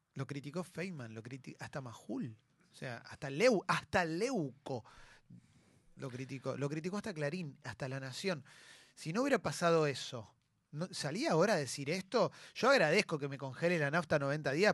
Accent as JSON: {"language": "Spanish", "country": "Argentina", "said": "yo soy argentino y tengo todo mi derecho a enojarme con un gobierno, porque para eso pago mis impuestos, para eso vivo en este país"}